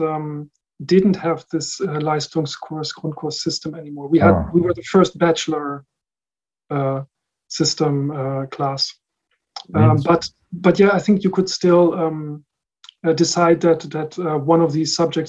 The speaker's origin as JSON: {"language": "English", "town": "The Hague", "region": "South Holland", "country": "Netherlands", "tie": "born or raised there", "also_born_or_lived": "Rotterdam area, Netherlands", "said": "I was born in the Netherlands, and I grew up there. Mm-hmm. My parents were German, are German, and so I spent all my childhood in the Netherlands. So first mm-hmm. Somewhere close to Rotterdam, and then later in The Hague."}